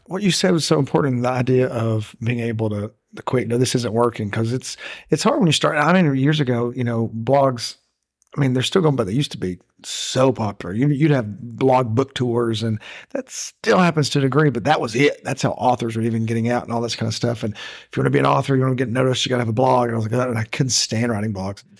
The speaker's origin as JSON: {"language": "English", "region": "Tennessee", "country": "United States", "said": "I'm from Tennessee."}